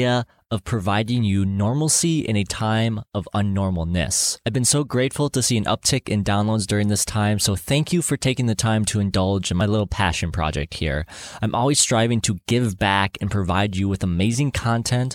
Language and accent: English; Minnesota, United States; growing up in Minnesota, something we both share in common.